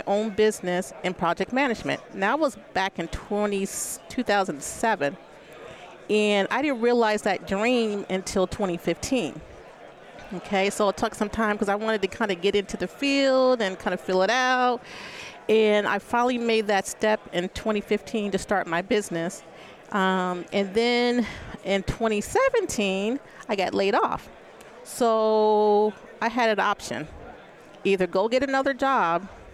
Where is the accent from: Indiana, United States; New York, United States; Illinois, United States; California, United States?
New York, United States; Albany; moved away as an adult; also born or lived in Arizona; I'm actually born and raised in Albany, New York